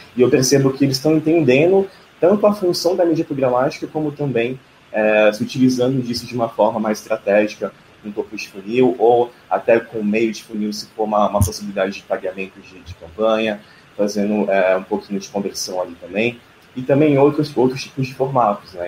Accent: Brasília, Federal District, Brazil; moved away as an adult; now in São Paulo, Brazil; eu sou de Brasília e eu cheguei em São Paulo.

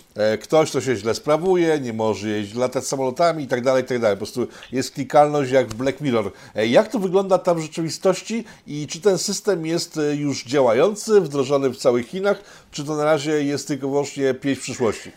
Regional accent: Łódź, Łódź Voivodeship, Poland; ja jestem z Łodzi, z miasta Czterech Kultur

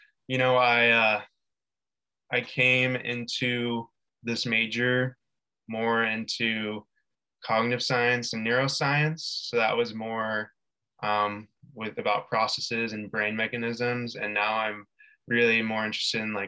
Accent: San Diego, California, United States; moved away as an adult; now in San Luis Obispo, United States; I currently am living in San Luis Obispo when I'm from San Diego

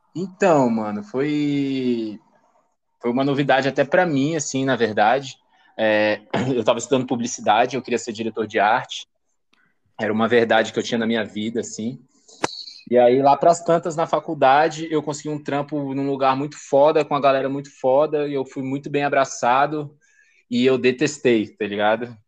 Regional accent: Brasília, Federal District, Brazil; Sou de Brasília

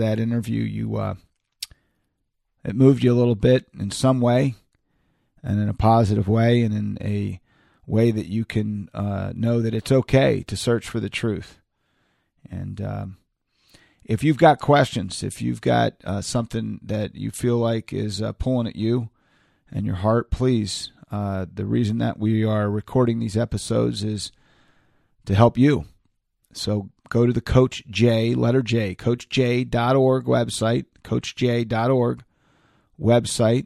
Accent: Orlando, Florida, United States; now in State College, United States; I'm originally from Orlando, Florida

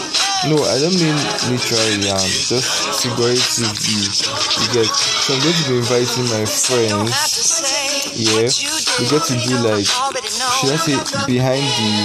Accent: Edo, Nigeria; now in Delta State, Nigeria; I'm from Edo State, Nigeria

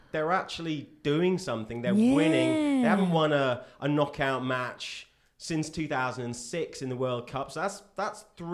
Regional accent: England, United Kingdom; moved away; I am English.

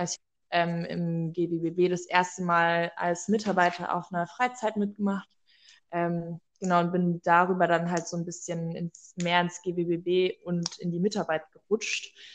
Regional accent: Cottbus, Brandenburg, Germany; ich bin in einer LKG groß geworden in Cottbus

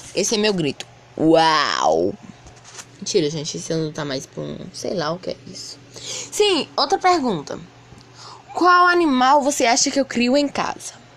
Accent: Piauí, Brazil; eu sou nordestino, piauiense

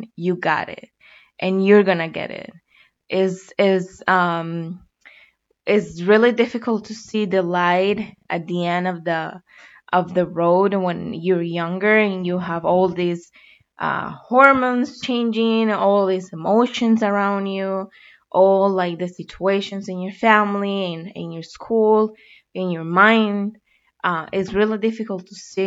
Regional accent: Colombia; moved away as an adult; now in United States; I was born and raised in Colombia. And 3 years ago, I made a decision to come to the United States

